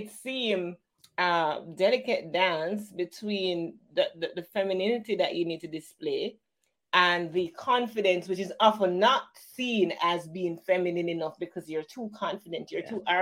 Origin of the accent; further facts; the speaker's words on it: Jamaica; as a Caribbean woman, as a Jamaican person